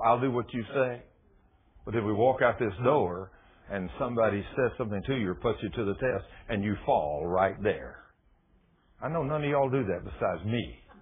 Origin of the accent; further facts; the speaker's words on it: Texas, United States; I'm from Texas